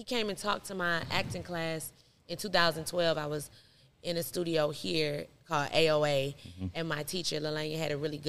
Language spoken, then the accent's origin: English; Stone Mountain, Georgia, United States; I'm from here. I'm from Stonemount, Georgia.